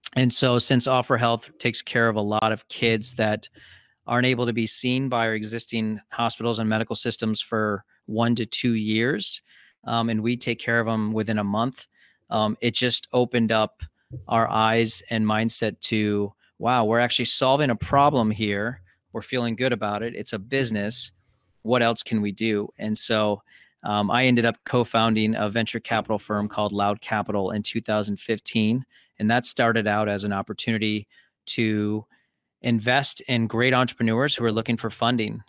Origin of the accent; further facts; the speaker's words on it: Columbus, Ohio, United States; also born or lived in Cincinnati, Ohio / Chicago, Illinois; I'm actually speaking from Columbus, Ohio, and pretty much grew up here.